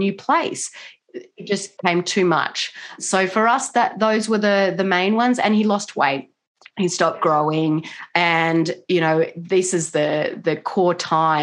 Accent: Australia; now in Washington State, United States; I'm not originally from America. I'm from Australia, but I do live in Washington State

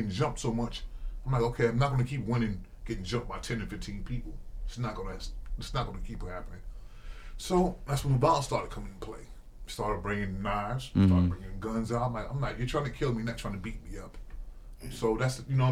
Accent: Mount Vernon, New York, United States; I grew up in Mount Vernon

